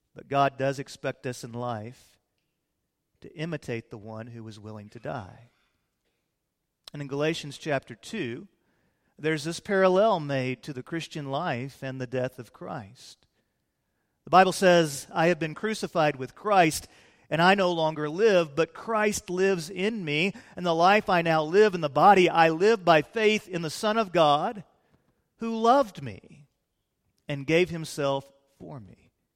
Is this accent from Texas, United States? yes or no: yes; Fort Worth, Texas, United States; also born or lived in Illinois; we moved to Fort Worth when I was about eight years of age